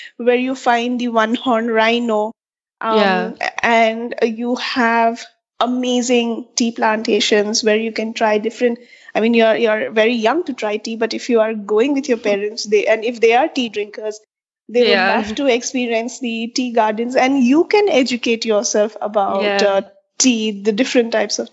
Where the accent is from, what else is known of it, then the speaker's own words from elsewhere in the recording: Assam, India; also born or lived in Dibrugarh, Assam / Guwahati, Assam; now in Bangalore, India; I'm born and brought up in Assam